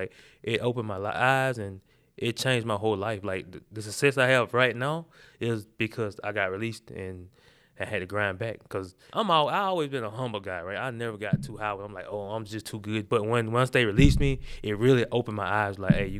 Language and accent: English; the South, United States; For one, he's like a Southern coach. So that's what we grew up on. I'm from the South, right?